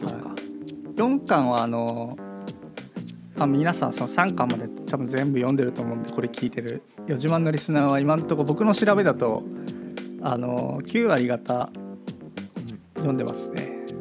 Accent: Gunma, Japan; 僕は群馬だった

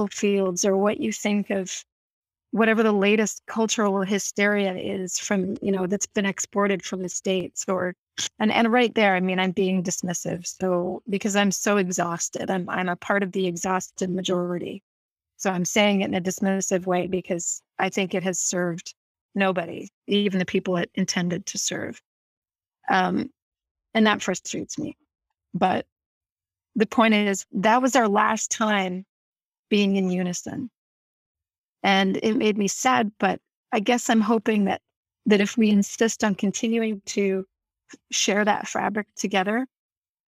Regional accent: Canada

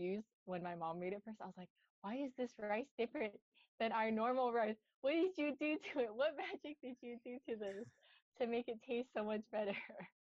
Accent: Northern Virginia, United States; moved away; So I grew up in like the DMV, which is like Northern Virginia. Very close to DC

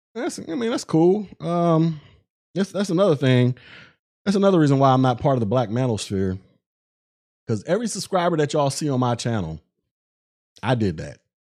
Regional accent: Florida, United States; also born or lived in Augusta, Georgia; I'm from Florida.

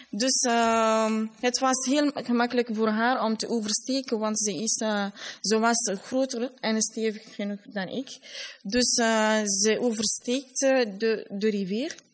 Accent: Labé, Labé Region, Guinea; Dutch is a second language; now in Brussels, Belgium; ik kom uit de tweede regio, Middel-Guinea of Fouta.

